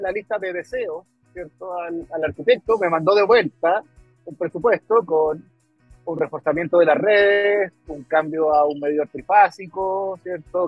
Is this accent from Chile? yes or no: yes; Chile